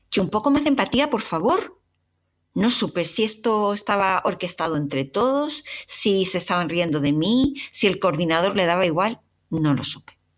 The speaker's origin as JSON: {"language": "Spanish", "country": "Chile", "said": "¿acaso no os habéis fijado mi acento? ¿No os habéis fijado que soy chilena?"}